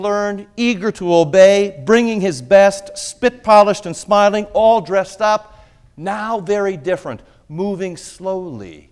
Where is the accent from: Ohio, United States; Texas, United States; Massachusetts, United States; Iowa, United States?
Iowa, United States; I grew up in Iowa, and in Iowa there are more pigs than people.